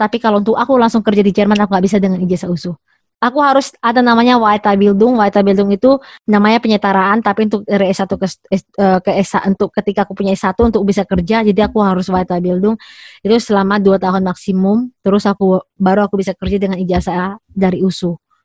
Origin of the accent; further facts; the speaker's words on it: Indonesia; now in Munich, Germany; aku dari Indonesia